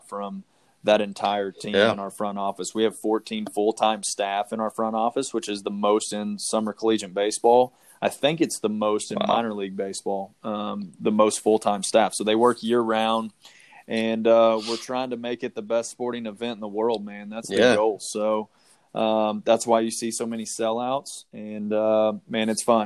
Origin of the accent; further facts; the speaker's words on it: Oklahoma, United States; now in Arizona, United States; I'm originally from Oklahoma. I grew up on a ranch